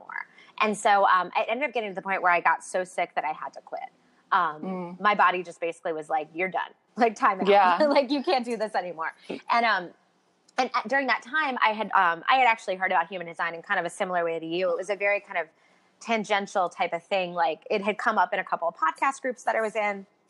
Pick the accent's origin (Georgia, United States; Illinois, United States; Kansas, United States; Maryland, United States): Maryland, United States; Baltimore; moved away; also born or lived in New York City; I'm from Baltimore originally. I lived in New York City for about a decade